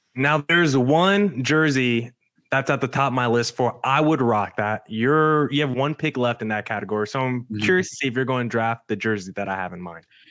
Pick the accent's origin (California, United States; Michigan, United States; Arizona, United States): Arizona, United States; my hometown team, the Arizona Diamondbacks